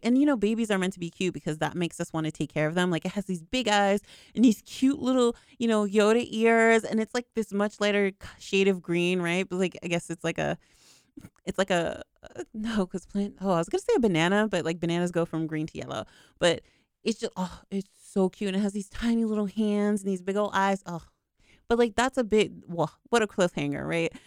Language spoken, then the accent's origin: English; United States; I'm from America